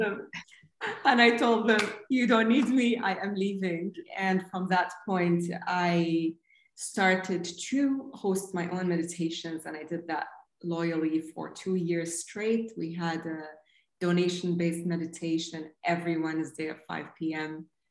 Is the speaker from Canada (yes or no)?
no; Saudi Arabia; growing up in Saudi in the mid 80s and uh, 90s